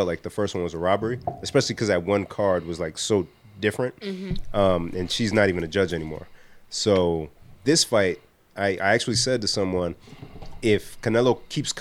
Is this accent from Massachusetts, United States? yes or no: yes; Boston, Massachusetts, United States; I'm from Boston.